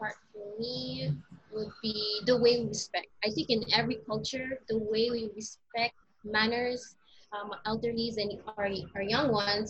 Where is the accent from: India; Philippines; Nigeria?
Philippines; Filipino Heritage Month is, for me, it's a way of embracing your culture, being Filipino.